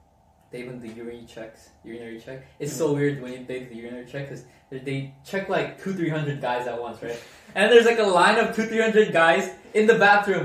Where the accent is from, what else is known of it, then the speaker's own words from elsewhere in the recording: Seoul, South Korea; also born or lived in Qingdao / Shanghai / Hong Kong / Beijing; So I was born in South Korea, Seoul, but even within Korea we moved to different city when I grew up in elementary school.